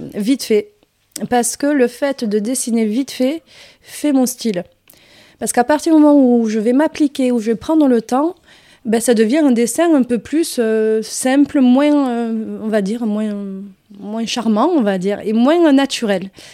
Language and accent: French; Hérault, near Béziers, Occitania, France; accent: southern; moved away as an adult; also born or lived in Arcachon / Paris; now in Marseille, France; je suis revenue dans ma région d'origine, c'est euh, originaire de ma famille, qui est l'Hérault, euh, à côté de Béziers, un village à côté